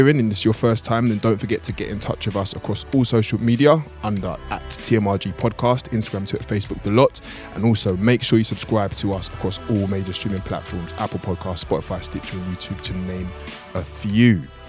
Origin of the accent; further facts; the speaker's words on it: London, United Kingdom; We are four guys from London